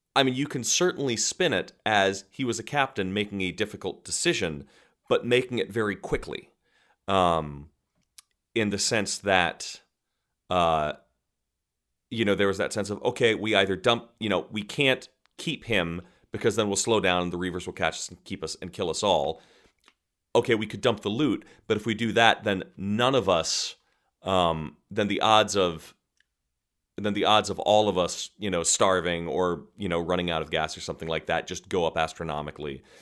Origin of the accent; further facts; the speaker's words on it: United States; as an American actor